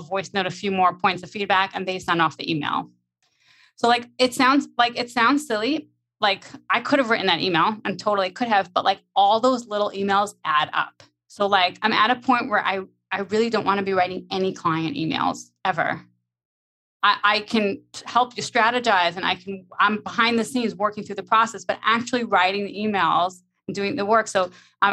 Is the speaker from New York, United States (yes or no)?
yes; New York, United States; I'm like from New York, like we're very fast paced